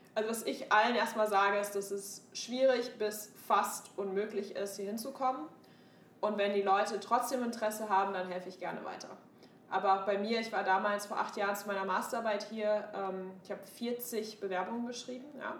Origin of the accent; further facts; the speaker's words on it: Münster, North Rhine-Westphalia, Germany; moved away as an adult; also born or lived in Hamburg; now in United States; meiner Heimatstadt Münster